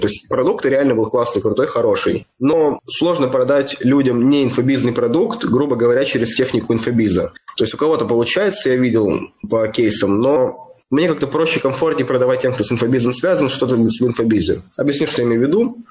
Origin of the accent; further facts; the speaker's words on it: Kirov, Kirov Oblast, Russia; now in Moscow, Russia; Я из Кирова.